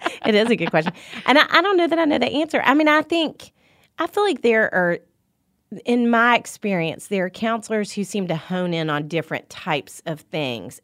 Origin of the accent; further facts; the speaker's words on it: Little Rock, Arkansas, United States; moved away as an adult; now in Nashville, United States; I'm from Little Rock, Arkansas.